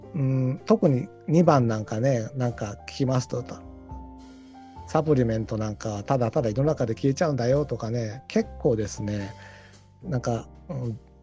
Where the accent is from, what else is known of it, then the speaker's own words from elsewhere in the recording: Tokyo, Japan; also born or lived in Hiroshima / Tottori; ちょっと広島行ったり鳥取を行ったりはしましたけど基本的には東京生まれ東京育ち